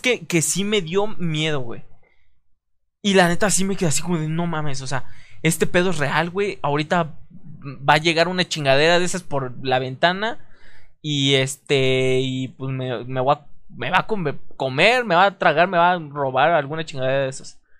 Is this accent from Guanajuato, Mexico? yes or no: no; Veracruz, Mexico; mi natal Veracruz, que mm, pues, no, nací en Veracruz, pero, pero es mi natal Veracruz